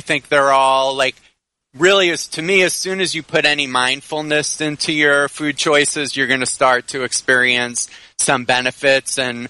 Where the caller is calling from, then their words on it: Miami, Florida, United States; Right now I'm in Miami.